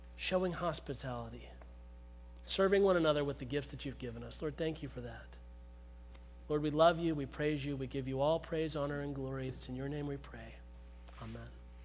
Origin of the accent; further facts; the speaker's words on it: Pittsburgh, Pennsylvania, United States; where I grew up in Pittsburgh